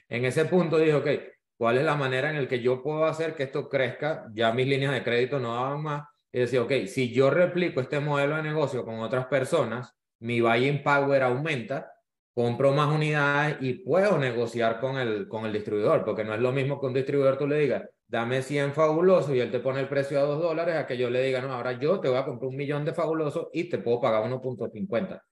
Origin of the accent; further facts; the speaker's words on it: Venezuela; now in Miami, United States; soy venezolano, vivo, vivo en Miami, inmigrante.